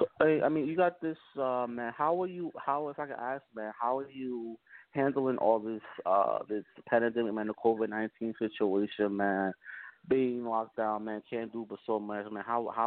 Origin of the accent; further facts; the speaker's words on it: New Jersey, United States; I'm born and raised in Jersey, man, still live in Jersey